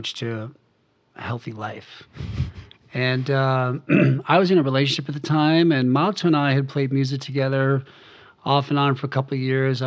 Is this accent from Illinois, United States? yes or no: no; New York City, New York, United States; moved away as an adult; also born or lived in Houston, Texas / Chicago / Las Vegas; growing up in New York City